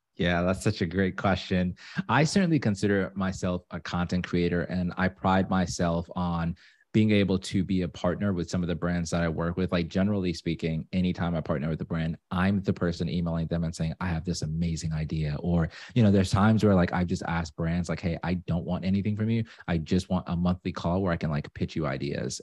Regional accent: Zimbabwe; now in Atlanta, United States; I'm from Zimbabwe, but I live in Atlanta.

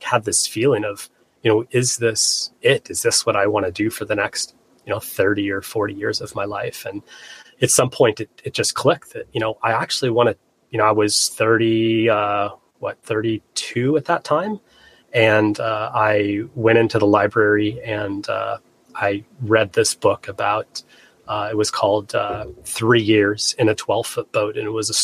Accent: Flagstaff, Arizona, United States; moved away as an adult; also born or lived in Seattle, Washington; I grew up in Flagstaff, landlocked Arizona

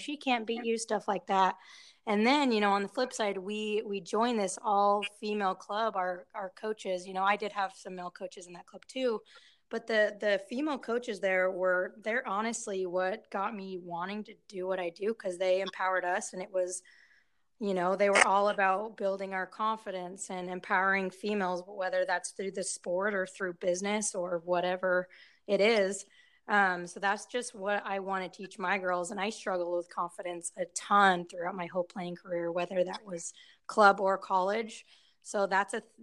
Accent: Salt Lake City, Utah, United States; moved away as an adult; I grew up in Salt Lake City, Utah, lived there pretty much my whole life, as opposed to the last like 3 years

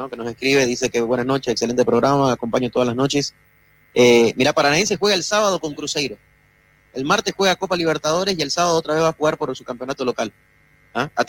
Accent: Bolivia

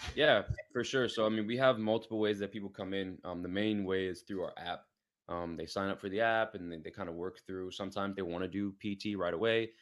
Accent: New York City, New York, United States; moved away as an adult; also born or lived in Pittsburgh; now in San Diego, United States; I'm from New York City, born and raised in Queens.

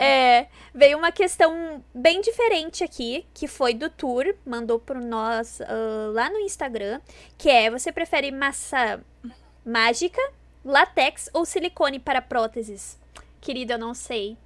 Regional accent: Rio Grande do Sul, Brazil; eu sou do Rio Grande do Sul, né? Sou gaúcha

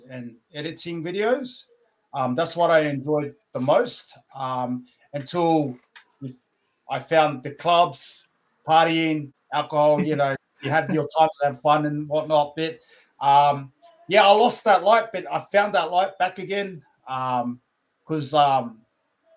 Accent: Brisbane, Queensland, Australia; also born or lived in Lower Hutt, Wellington, New Zealand; growing up in Brisbane, it was tough, but I call it home

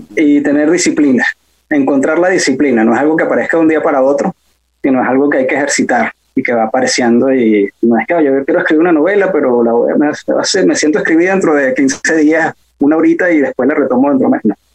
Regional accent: Santa Mónica, Capital District, Venezuela; also born or lived in Bello Monte; yo nací en Santa Mónica y crecí en Santa Mónica

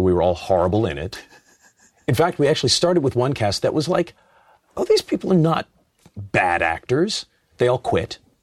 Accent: Los Angeles, California, United States; I'm from Los Angeles.

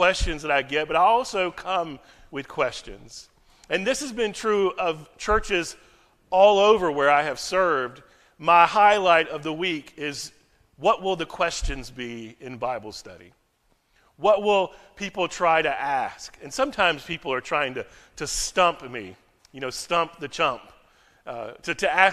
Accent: United States; now in Frankfurt, Germany; As an American

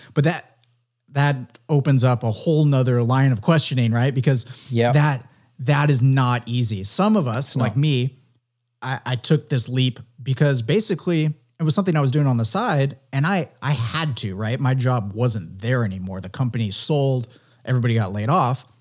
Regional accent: San Diego, California, United States; growing up in San Diego

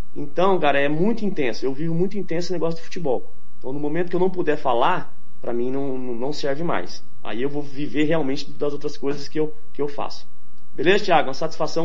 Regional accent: São Paulo, Brazil; now in Mato Grosso do Sul, Brazil; Eu sou paulista, mas me considero 35 anos aqui já

